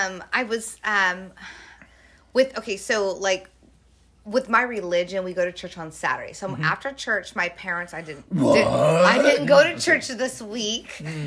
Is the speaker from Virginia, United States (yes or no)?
no; California, United States; oh, I'm from California.